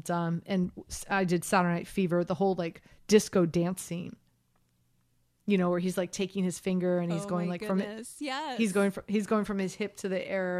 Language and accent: English; Miami, Florida, United States; So I grew up in Miami, Florida.